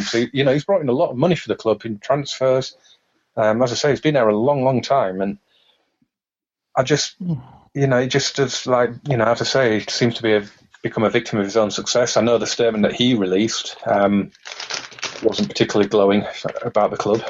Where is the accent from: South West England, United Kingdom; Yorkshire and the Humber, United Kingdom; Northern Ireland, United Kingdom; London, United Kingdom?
Yorkshire and the Humber, United Kingdom; Huddersfield; my hometown of Huddersfield